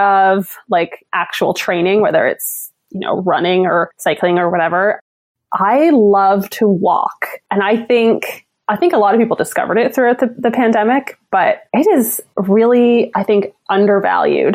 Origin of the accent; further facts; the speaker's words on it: Newfoundland and Labrador, Canada; now in Ottawa, Canada; growing up in Newfoundland, you kind of say goodbye to the sun in like November or so